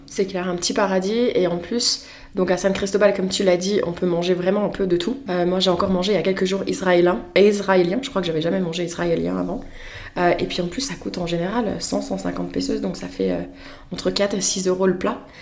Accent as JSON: {"language": "French", "country": "France", "moved": "yes", "said": "je viens de la France"}